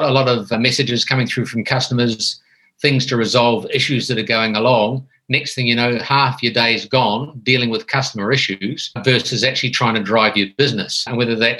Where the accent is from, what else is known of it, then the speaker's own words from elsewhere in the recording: New Zealand; moved away as an adult; now in Thailand; I'm originally a Kiwi from New Zealand